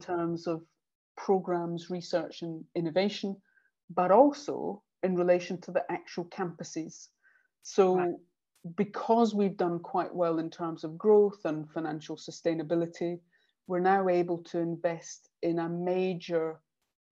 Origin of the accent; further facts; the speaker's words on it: Stirling, Scotland, United Kingdom; moved away as an adult; also born or lived in Edinburgh / London; now in Cardiff, United Kingdom; Stirling University, which was actually in my hometown